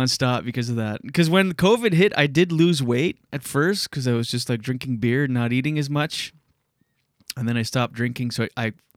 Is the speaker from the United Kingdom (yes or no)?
no; Canada; we're Canadian